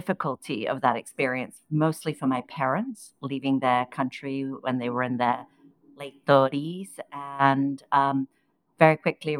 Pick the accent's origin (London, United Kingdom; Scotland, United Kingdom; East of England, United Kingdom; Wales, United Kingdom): London, United Kingdom; English is a second language; moved away as an adult; also born or lived in Iran; now in New York, United States; So I spent my time growing up in the UK. I remember showing up to school at the age of seven. I didn't speak a word of English